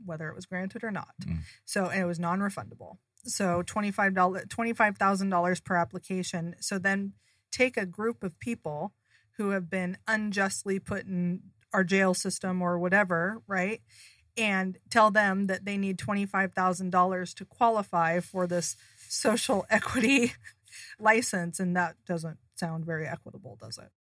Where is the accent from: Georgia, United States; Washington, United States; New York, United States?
Washington, United States; Seattle; moved away as an adult; now in Arizona, United States; I'm originally from Seattle. I grew up there, had my kids there